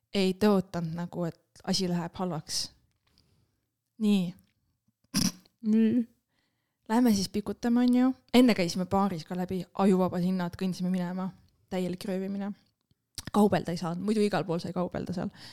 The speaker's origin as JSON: {"language": "Estonian", "country": "Estonia", "said": "me oleme eestlased"}